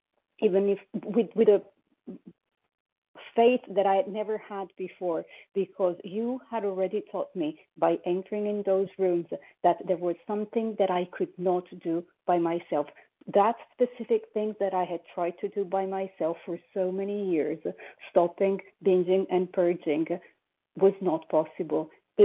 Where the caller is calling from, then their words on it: Paris, Île-de-France, France; I am calling from Paris, France.